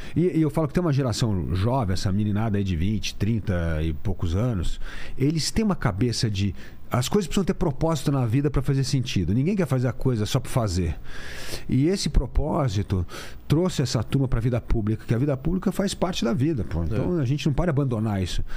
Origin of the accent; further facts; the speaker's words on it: São Paulo, Brazil; eu sou aqui de São Paulo mesmo